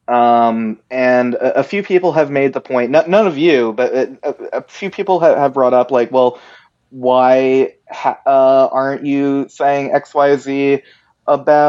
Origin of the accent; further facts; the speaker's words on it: United States; me, as a American Jew